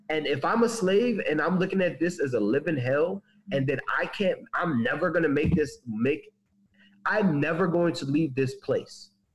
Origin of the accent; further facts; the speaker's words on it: the North, United States; I'm from the North, and we didn't have no plantation.